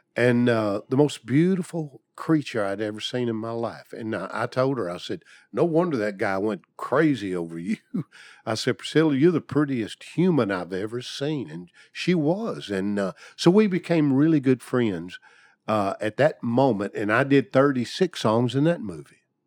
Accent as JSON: {"language": "English", "town": "Portland", "region": "Tennessee", "country": "United States", "tie": "born or raised there", "said": "my hometown of Portland, Tennessee"}